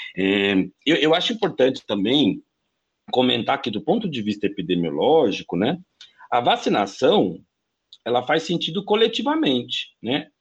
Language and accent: Portuguese; interior of São Paulo, Brazil; moved away as an adult; also born or lived in Brasília / Buenos Aires; Eu sou do interior de São Paulo, fui para Brasília fazer né, relações internacionais na Universidade de Brasília